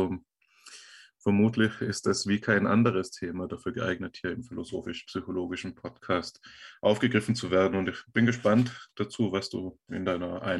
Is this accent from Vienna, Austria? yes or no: no; Tyrol, Austria; ausnahmsweise für mich in den Bergen meiner Heimat, hier in den Tiroler Alpen.